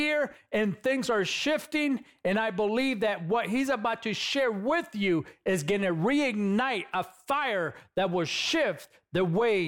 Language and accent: English; Los Angeles, California, United States; moved away; I come from California. I grew up in East LA, California